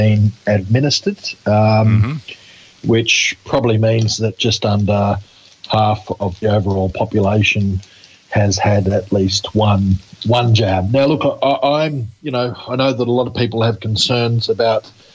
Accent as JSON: {"language": "English", "region": "Queensland", "country": "Australia", "said": "Queensland, my home state"}